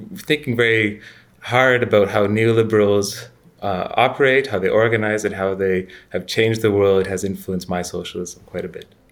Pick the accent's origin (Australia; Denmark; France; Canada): Canada; moved away as an adult; also born or lived in United States / United Kingdom; now in Florence, Italy; I'm Canadian, educated in the U S and Britain. I'm currently, uh, living in Florence